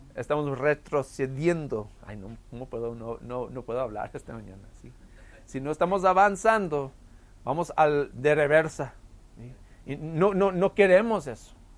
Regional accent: El Paso, Texas, United States; tuvimos una vid en nuestra casa cuando yo crecí aquí en El Paso

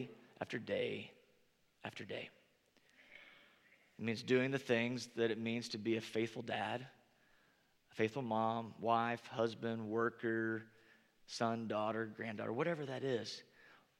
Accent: Northern Indiana, United States; moved away; growing up in Northern Indiana

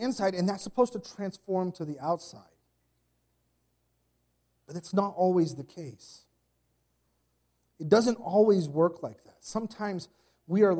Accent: Arizona, United States; I come from Arizona

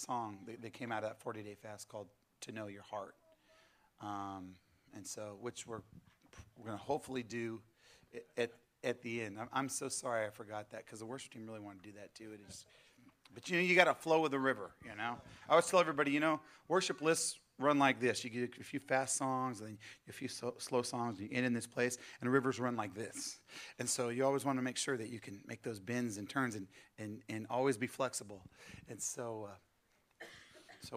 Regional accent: California, United States; moved away as an adult; now in southeast Missouri, United States; I'm originally from California

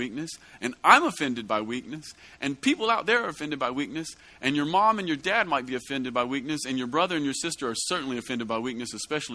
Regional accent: United States; As an American

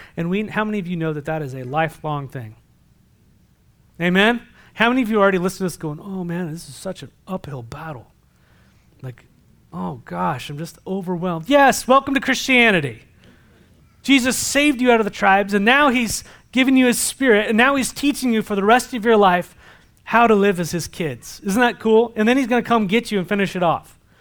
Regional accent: San Diego, California, United States; moved away; I come from San Diego

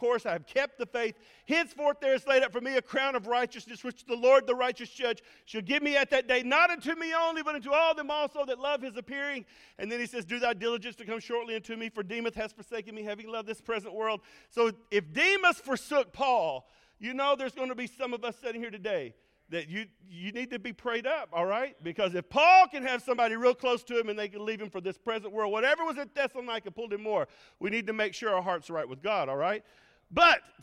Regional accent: Arkansas, United States; I was raised in Arkansas

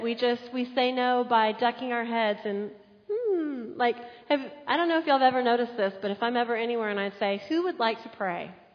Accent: San Antonio, Texas, United States; I grew up in San Antonio.

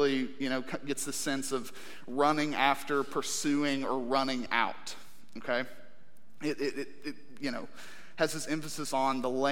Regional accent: United States; as American Christians

